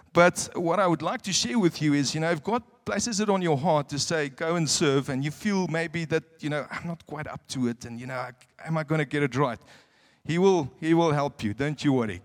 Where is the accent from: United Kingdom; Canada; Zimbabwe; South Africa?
South Africa; moved away as an adult; now in Windhoek, Namibia; I'm a South African